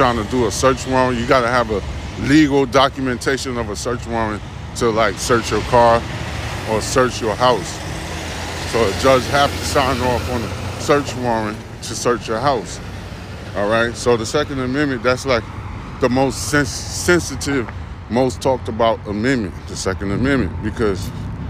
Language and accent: English; New York, United States; I'm from New York